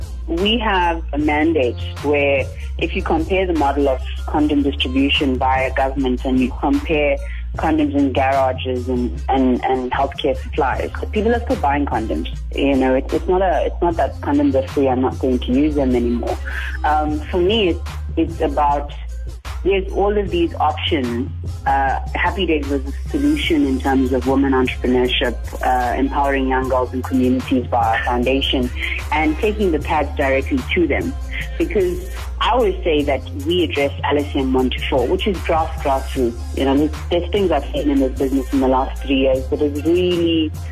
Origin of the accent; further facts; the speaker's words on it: South Africa; Well, for myself as a South African Indian Hindu, it is a weird thing growing up with this for the last 15 years